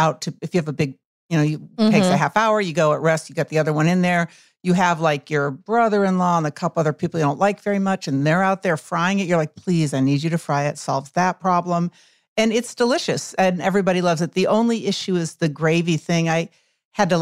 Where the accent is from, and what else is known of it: Midwest, United States; born or raised there